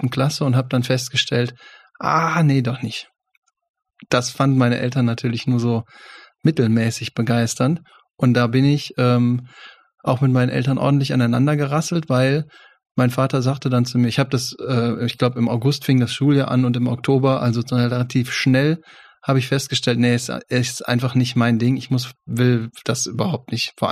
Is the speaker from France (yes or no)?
no; Düsseldorf, North Rhine-Westphalia, Germany; Köln war für mich ein bisschen schwierig, ne? Ich komme aus Düsseldorf.